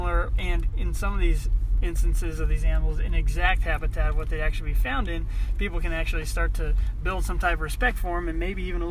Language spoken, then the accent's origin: English; Pinetop-Lakeside, Arizona, United States; moved away as an adult; also born or lived in Flagstaff, Arizona; now in Williams, United States; I grew up in Pine Top, a small town in northeastern Arizona